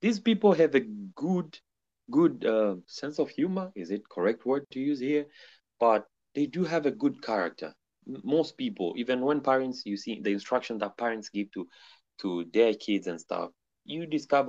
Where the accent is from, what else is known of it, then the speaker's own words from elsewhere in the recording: Arusha, Tanzania; moved away as an adult; now in Xi'an, China; I come from a region where I think, if not me calling it, maybe it's cold like that, but it is also the Geneva of Africa. I'm coming from Arusha city.